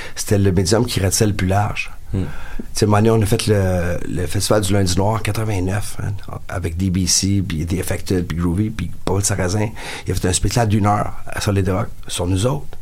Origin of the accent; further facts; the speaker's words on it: Beloeil, Quebec, Canada; mon frère et moi, on vient de Belleuil.